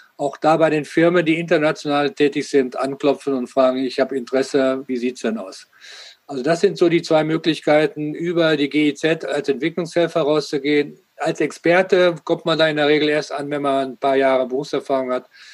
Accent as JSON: {"language": "German", "country": "Germany", "said": "Wir als Deutsche"}